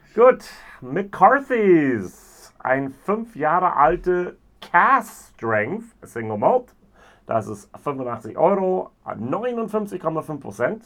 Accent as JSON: {"language": "German", "country": "United States", "moved": "yes", "said": "ich als Amerikaner"}